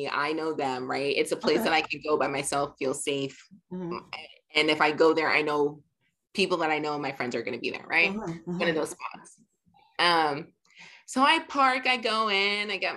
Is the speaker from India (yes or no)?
no; Jamaica; we're both Jamaican